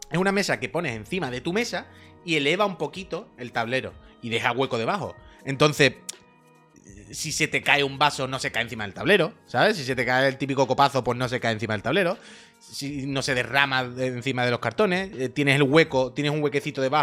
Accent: Andalusia, Spain; que soy andaluz

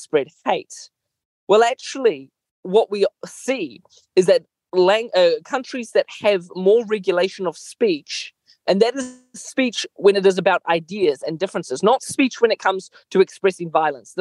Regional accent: Mozambique; moved away; I grew up in Mozambique

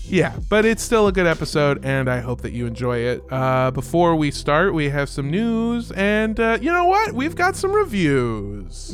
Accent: United States; as an American

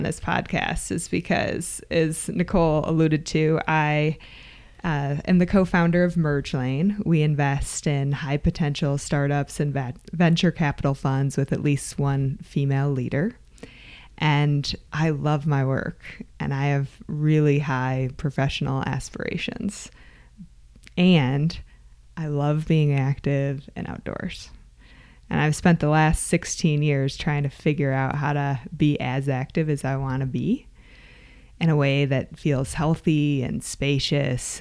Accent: Michigan, United States; I grew up in Michigan

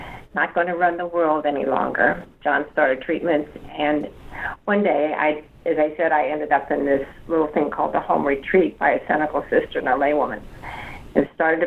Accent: Midwest, United States; moved away as an adult; also born or lived in Washington; now in New Orleans, United States; I grew up in the Midwest

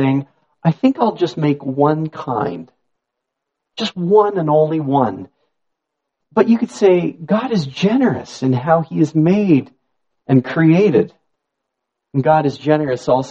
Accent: Niagara, Ontario, Canada; I grew up in Niagara

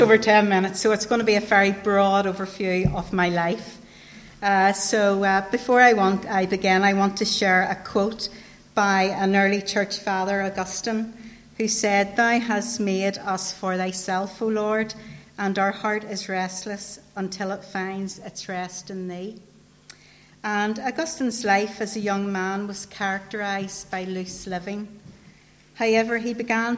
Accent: Newtownabbey, Northern Ireland, United Kingdom; I grew up in Rathcoole Estate.

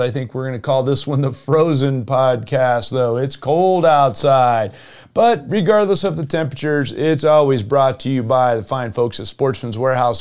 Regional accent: Jupiter, Florida, United States; now in Colorado, United States; I grew up in Southeast Florida and Jupiter, Florida.

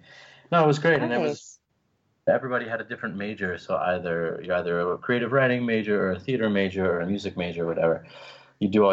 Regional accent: Orlando, Florida, United States; I was born in Orlando, Florida, near Disney World

